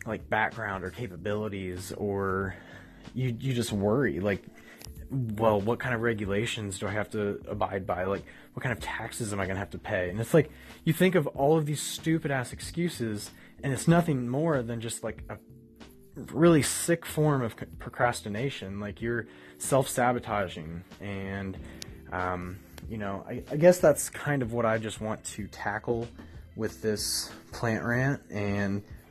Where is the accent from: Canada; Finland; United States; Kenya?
United States; Ohio; I grew up in Ohio